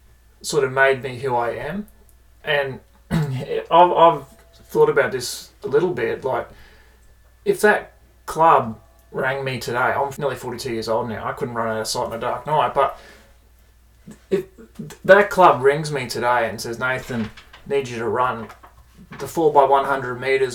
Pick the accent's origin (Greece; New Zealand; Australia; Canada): Australia; Bundaberg, Queensland; moved away as an adult; now in Brisbane, Australia; I have a strong connection to where I came from. It's my hometown of Bundaberg